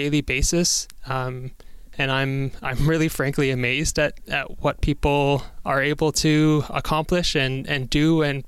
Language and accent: English; Toronto, Ontario, Canada; I was born in Toronto, and my family, my grandparents on my mom's side were the most recent people to immigrate to Canada